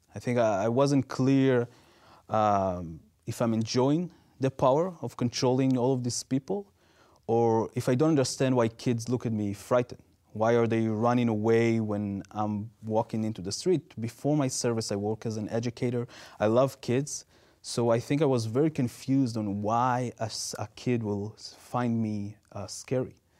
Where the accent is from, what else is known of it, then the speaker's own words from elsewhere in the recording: Israel; English is a second language; moved away; growing up in Israel